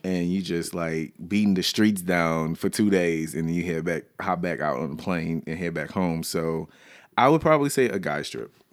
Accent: the South, United States; I was raised in the South, always lived in the South

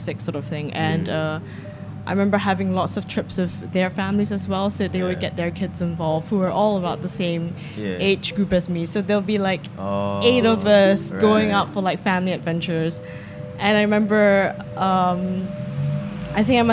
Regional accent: Petaling Jaya, Selangor, Malaysia; moved away as an adult; also born or lived in Kuala Lumpur, Malaysia / United Kingdom; now in London, United Kingdom; I actually was born and raised in Section 14.

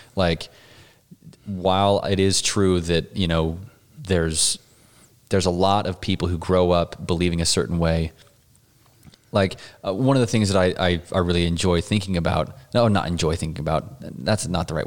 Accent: Pinesdale, Montana, United States; also born or lived in Utah; I was born in Utah and raised in Montana

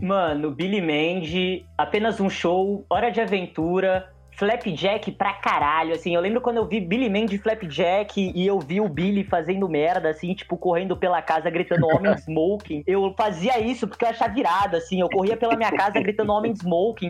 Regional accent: São Vicente, São Paulo, Brazil; eu venho dos submundos de São Vicente, bem do submundo mesmo

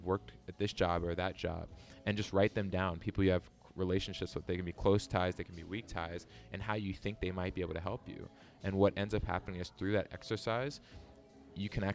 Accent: Beltsville, Maryland, United States; moved away as an adult; also born or lived in Guangzhou, China; I grew up in the Washington, D.C. area, specifically a small town in PG County called Beltsville.

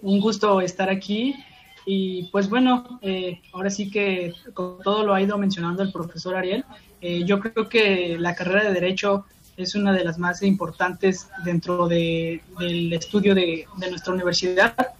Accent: Mexico

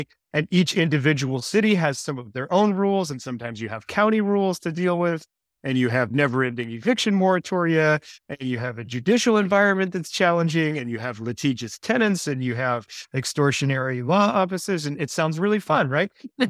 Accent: Minneapolis, Minnesota, United States; moved away; I'm actually from Minneapolis. I grew up there.

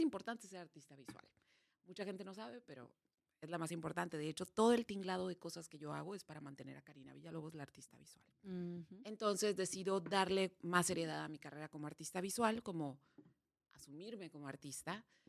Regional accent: Mexicali, Baja California, Mexico; nací en Mexicali

